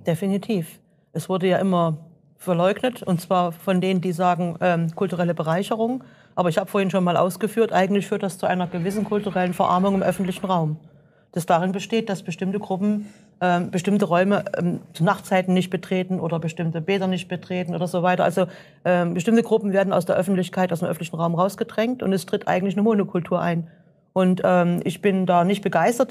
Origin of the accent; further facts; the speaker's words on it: Germany; wir Deutschen